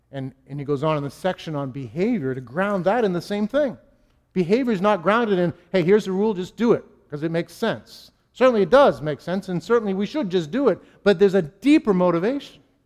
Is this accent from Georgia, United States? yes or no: no; Boston, Massachusetts, United States; I'm a New Englander. I'm a Bostonian